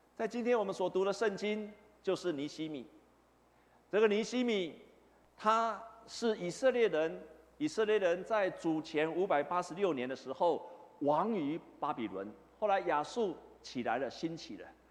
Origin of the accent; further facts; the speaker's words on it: Taipei, Taiwan; 我小时候就住在这附近，我住在长安东路的前面一点